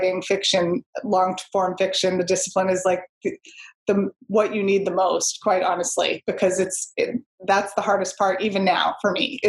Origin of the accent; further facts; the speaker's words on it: Boston, Massachusetts, United States; I grew up in Boston, you know, went into the North End all the time